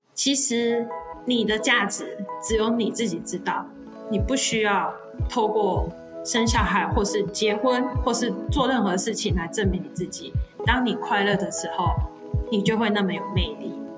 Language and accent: Chinese; Chiayi, Taiwan; 我本身是嘉义人